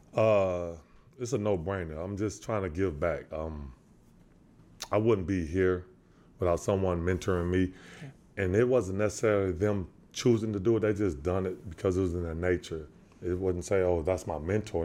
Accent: San Antonio, Texas, United States; I'm from San Antonio, Texas.

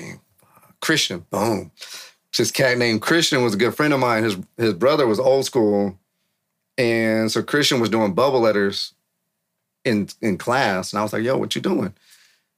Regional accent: San Francisco, California, United States; born or raised there

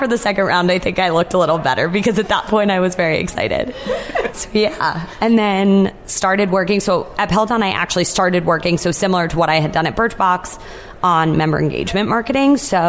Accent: New England, United States; Yes, I grew up in New England, so that would have been great.

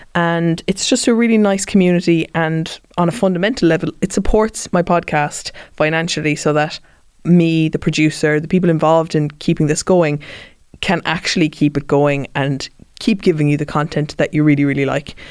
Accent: Cork, Munster, Ireland; I was raised in Cork

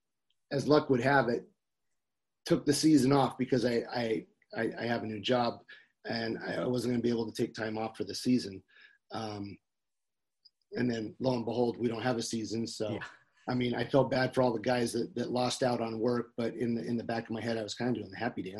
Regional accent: Northern California, United States; I grew up in Northern California

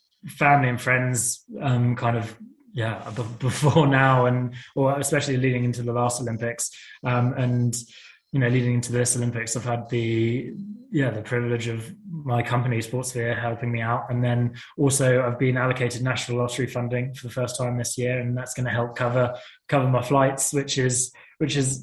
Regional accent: United Kingdom; being a British athlete

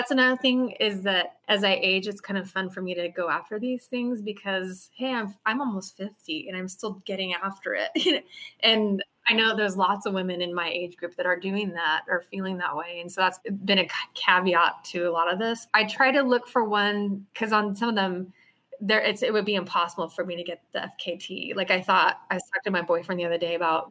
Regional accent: Oregon, United States; growing up in Oregon

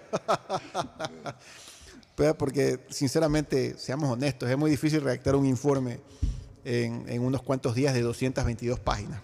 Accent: Ecuador; como ecuatoriano, y como ciudadano de este país

